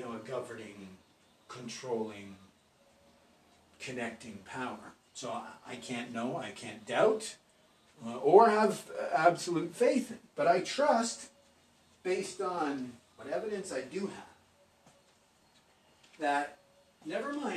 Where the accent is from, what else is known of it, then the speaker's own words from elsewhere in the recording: Canada; We're all Canadian